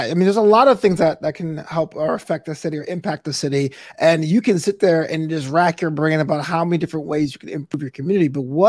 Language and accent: English; New York City, New York, United States; now in Culver City, United States; I live in Culver City, but I was born in New York. I was born in Brooklyn.